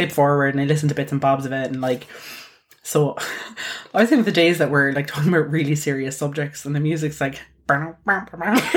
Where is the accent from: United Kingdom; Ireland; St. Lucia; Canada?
Ireland; we're Irish.